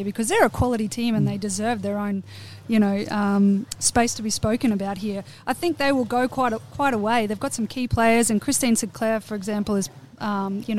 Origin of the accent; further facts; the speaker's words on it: Australia; being an Aussie